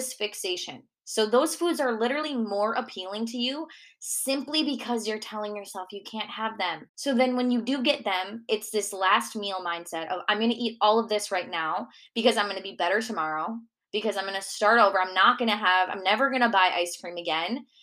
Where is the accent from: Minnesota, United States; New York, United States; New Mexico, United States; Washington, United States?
Minnesota, United States; accent: Minnesota; moved away; my Minnesota accent